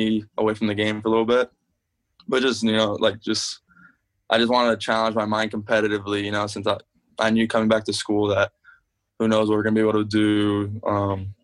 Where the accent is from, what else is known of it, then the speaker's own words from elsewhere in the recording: South Florida, United States; moved away; when I go back home, I'm from South Florida